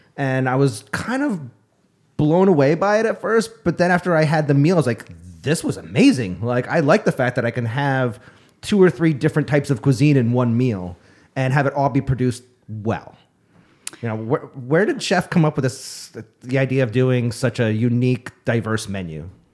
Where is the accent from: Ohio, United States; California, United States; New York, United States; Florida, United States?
New York, United States; Upstate; now in Arizona, United States; the sense of community that I had growing up in New York